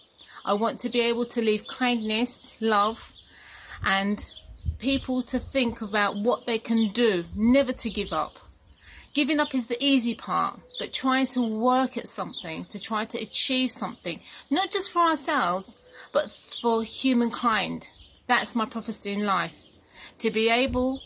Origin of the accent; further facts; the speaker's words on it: London, United Kingdom; moved away as an adult; now in Cyprus; I was born and brought up in London and I moved to Cyprus when I got married